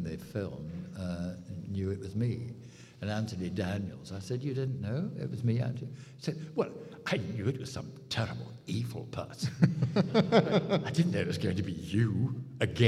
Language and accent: English; United Kingdom